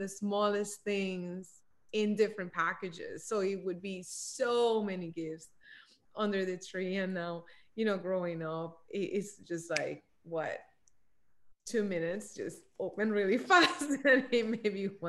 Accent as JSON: {"language": "English", "country": "Puerto Rico", "tie": "born or raised there", "moved": "yes", "said": "I grew up in Puerto Rico"}